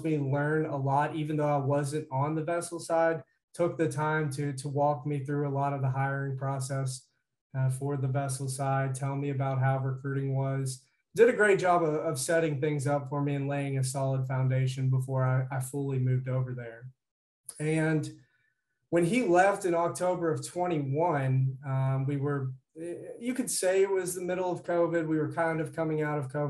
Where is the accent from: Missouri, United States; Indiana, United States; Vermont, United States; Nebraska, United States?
Indiana, United States; Georgetown; moved away as an adult; also born or lived in Cincinnati; I'm originally from Southern Indiana, Georgetown area, probably 20 miles west of Jeffersonville